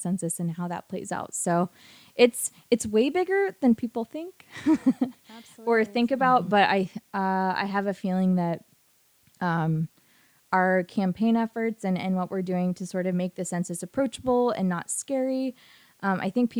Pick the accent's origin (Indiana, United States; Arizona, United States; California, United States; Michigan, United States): Indiana, United States; Indianapolis; I was born and raised in Indianapolis